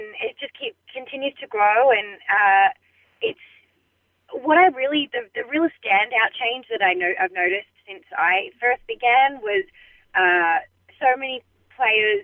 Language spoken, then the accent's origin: English; Melbourne, Victoria, Australia; I'm from Melbourne in Australia